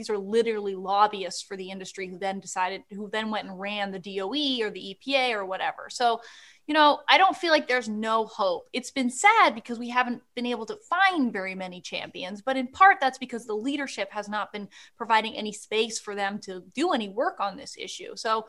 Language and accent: English; Canada; But, I know who that is, being Canadian. As